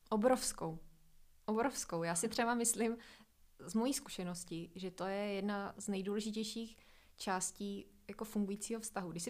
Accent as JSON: {"language": "Czech", "region": "Moravia", "country": "Czechia", "lives_now": "Prague, Czechia", "said": "A musela jsem spoustu věcí změnit a navíc v té době jsem se přestěhovala z Moravy do Prahy, kdy jsem se vlastně postavila jako i na vlastní nohy."}